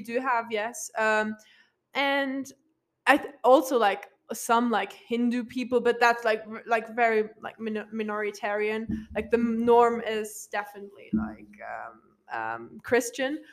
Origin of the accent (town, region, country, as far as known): Luxembourg; English is a second language; moved away as an adult; now in Flagstaff, United States